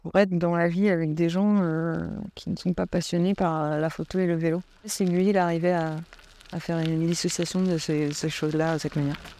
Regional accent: Île-de-France, France; je viens de l'île de France

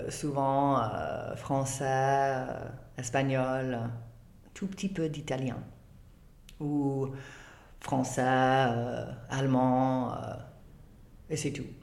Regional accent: England, United Kingdom; French is a second language; Et pourtant, moi, je suis anglaise.

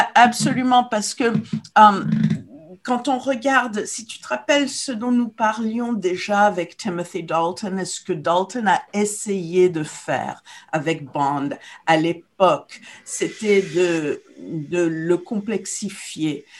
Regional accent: Morocco; moved away; quand j'étais jeune au Maroc

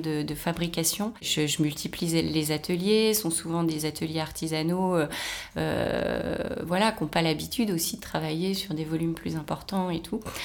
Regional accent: Rennes, Brittany, France; now in Paris, France; suis née à Rennes, j'ai été élevée en province.

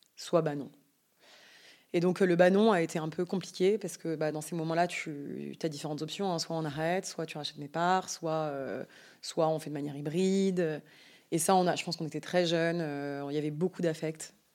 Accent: Yvelines, Île-de-France, France; moved away as an adult; also born or lived in Paris; now in Biarritz, France; J'ai grandi dans les Yvelines, dans une famille de cinq enfants

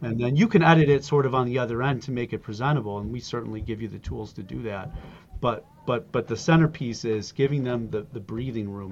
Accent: Buffalo, New York, United States; also born or lived in Germany / Alaska; I grew up in Buffalo, New York

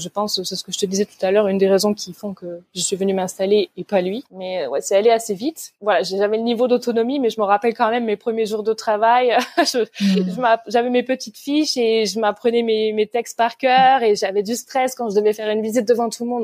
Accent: Provence-Alpes-Côte d'Azur, France; first language French; moved away as an adult; now in Bremerhaven, Germany; je suis née sur euh, la Côte d'Azur et j'ai grandi en Provence.

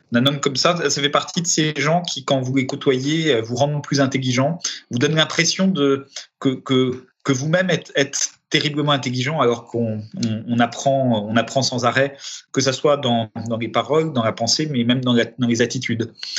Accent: Paris, Île-de-France, France; also born or lived in Romania; parisien de, pas de naissance, mais d'éducation

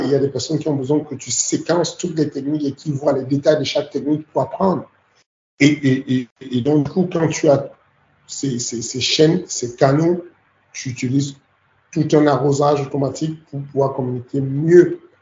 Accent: Cameroon; now in France; j'ai grandi au Cameroun.

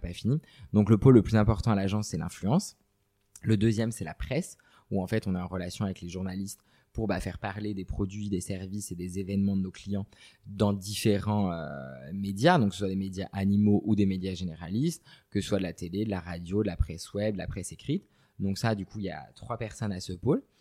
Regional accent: Brittany, France; je suis originaire de Bretagne

